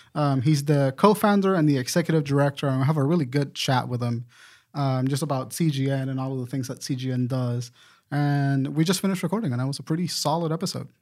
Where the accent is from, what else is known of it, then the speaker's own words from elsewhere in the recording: Puerto Rico; now in Charlotte, United States; I'm from Puerto Rico